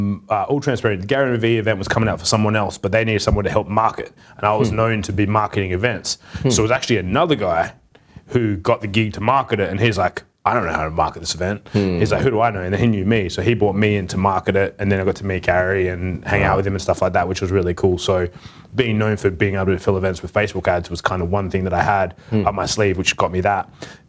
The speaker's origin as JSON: {"language": "English", "town": "Perth", "region": "Western Australia", "country": "Australia", "said": "I'm from Perth."}